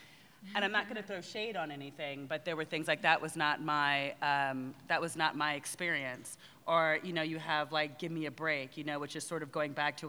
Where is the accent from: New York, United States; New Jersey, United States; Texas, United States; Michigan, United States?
New Jersey, United States; I'm an army brat. And I, when growing up in Jersey, I mean, it's sort of like I tell the story quite a bit.